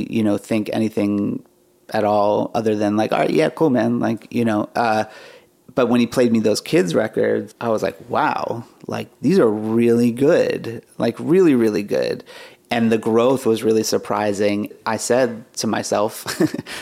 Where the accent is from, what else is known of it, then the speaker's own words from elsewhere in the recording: Pittsburgh, Pennsylvania, United States; we're all from Pittsburgh